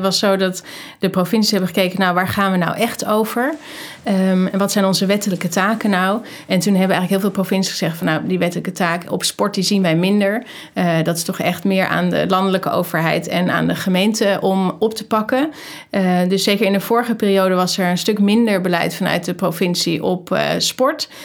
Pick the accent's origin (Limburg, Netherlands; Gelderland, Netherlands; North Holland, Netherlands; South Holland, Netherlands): North Holland, Netherlands; Amsterdam; moved away as an adult; also born or lived in North Brabant; ik ben geboren in Amsterdam.